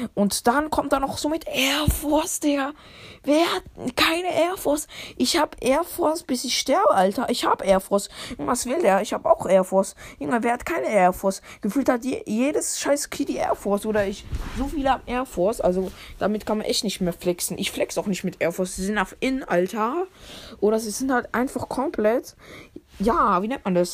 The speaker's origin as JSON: {"language": "German", "country": "Switzerland", "said": "Bin ja auch Schweizer"}